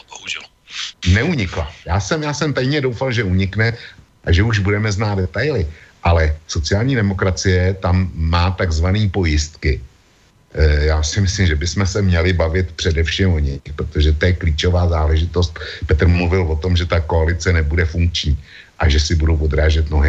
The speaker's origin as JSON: {"language": "Czech", "town": "Plzeň", "region": "Plzeň Region", "country": "Czechia", "said": "my u nás v Plzni máme každý májový oslavy Convoy of Liberty"}